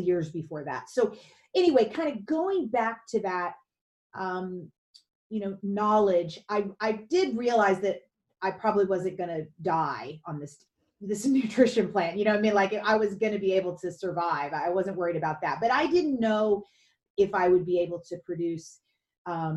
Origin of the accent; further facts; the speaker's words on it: Louisville, Kentucky, United States; I grew up in Kentucky, outside Louisville, Kentucky